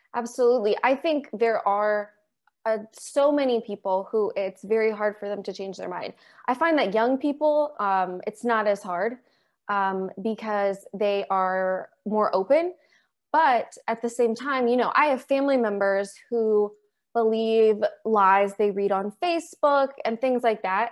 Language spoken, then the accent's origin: English; Maryland, United States; I'm still in Maryland, and I grew up in Maryland